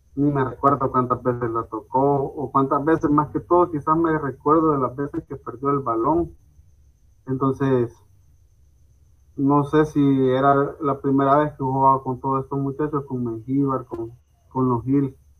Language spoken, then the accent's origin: Spanish; El Salvador; soy salvadoreño